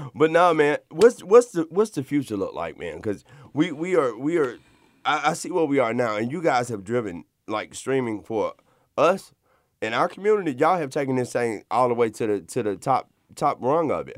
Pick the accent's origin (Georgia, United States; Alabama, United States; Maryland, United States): Alabama, United States; Montgomery; I come from Montgomery, Alabama